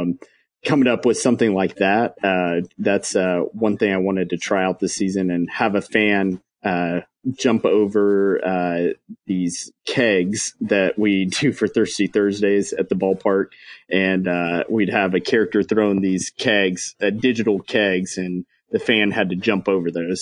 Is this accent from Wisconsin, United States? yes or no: no; Texas, United States; also born or lived in Maryland; now in Frisco, United States; I'm from Texas